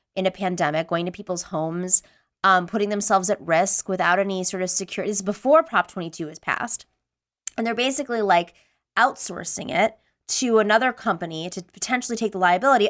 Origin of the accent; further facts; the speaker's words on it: Buffalo, New York, United States; I lived, I grew up in Buffalo, New York